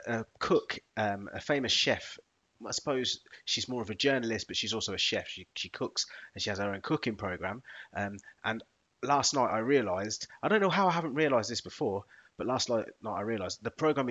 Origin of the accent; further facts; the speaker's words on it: Kettering, East Midlands, United Kingdom; also born or lived in Corby; I was raised in Kettering.